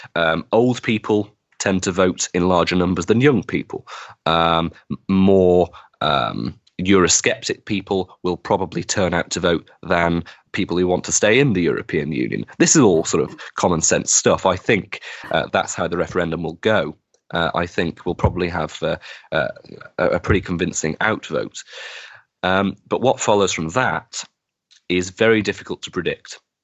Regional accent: Wigan, North West England, United Kingdom; my hometown of Wigan

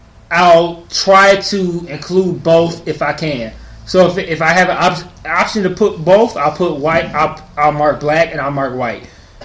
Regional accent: Detroit, Michigan, United States; I grew up in Detroit. I grew up in the hood. Everything about me is black.

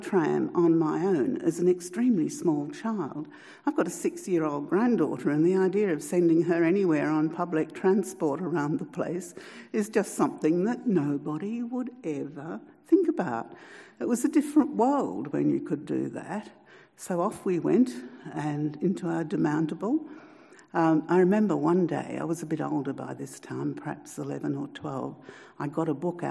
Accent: Newcastle, New South Wales, Australia; I grew up in Newcastle and I used to take the tram to the children's library.

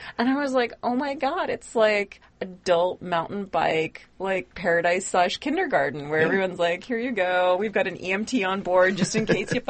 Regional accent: New England area, United States; now in Southern California, United States; So, I'm originally from New England. Or not New England, but that area.

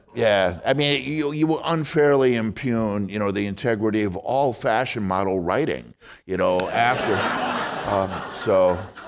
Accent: Wisconsin, United States; now in San Francisco, United States; I'm from Wisconsin and I go back home

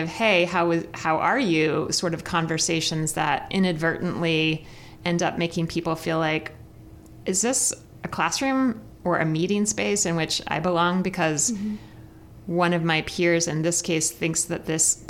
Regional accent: Midwest, United States; also born or lived in New York; as a Midwesterner who did not grow up needing public transportation

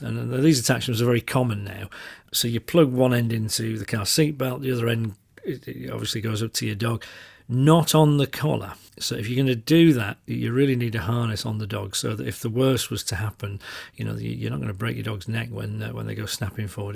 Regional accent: Yorkshire and the Humber, United Kingdom; I'm from Yorkshire

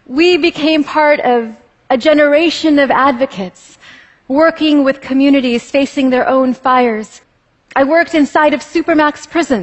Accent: California, United States; born or raised there

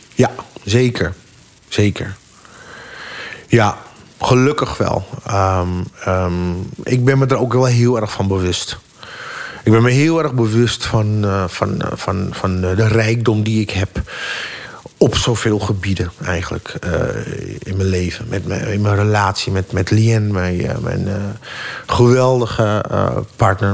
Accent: Amsterdam, North Holland, Netherlands; ik ben opgegroeid in Amsterdam in de Jordaan

